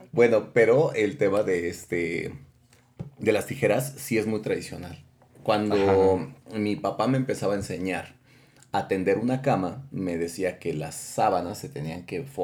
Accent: Tlaxcala, Mexico; Crecimos en Tlaxcala en alguna parte del estado.

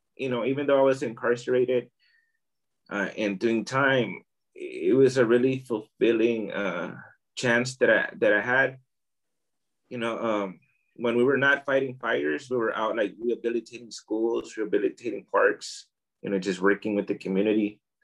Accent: Oakland, California, United States; moved away as an adult; now in Tijuana, Mexico; I was born here in Tijuana, uh, Baja California. Um, I grew up in Oakland, California. I went I went to Oakland when I was about I'd say a few months old. So I grew up there

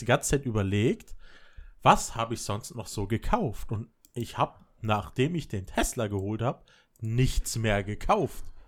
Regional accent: Berlin, Germany; now in Vorarlberg, Austria; ich als Kind immer nur das Berliner Leitungswasser kannte

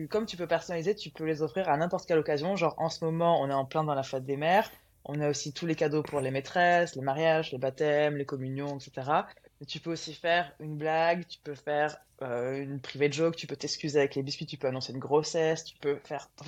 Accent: Aix-en-Provence, Provence-Alpes-Côte d'Azur, France; Moi à la base, je suis d'Aix.

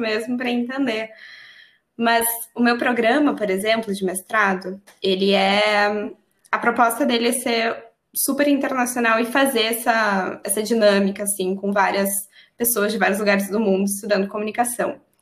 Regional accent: Brazil; moved away as an adult; a minha identidade brasileira

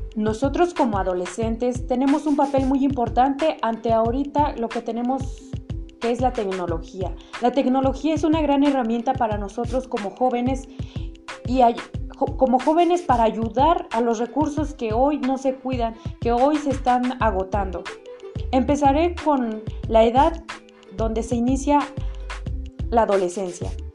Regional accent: Mexico; nosotros como mexicanos

